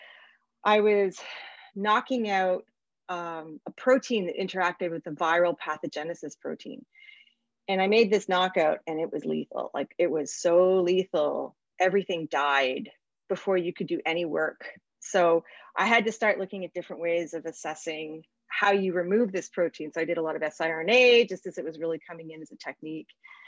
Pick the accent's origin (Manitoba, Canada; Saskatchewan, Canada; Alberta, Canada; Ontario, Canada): Ontario, Canada; Milton; So I'm from Southern Ontario. I grew up in Milton